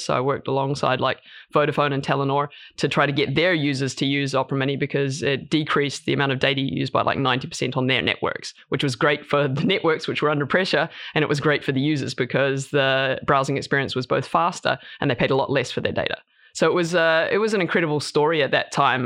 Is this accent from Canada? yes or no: no; New Zealand; moved away as an adult; also born or lived in United States / New York / London; now in Norway; I'm from New Zealand originally, uh, and I went over to the states to study.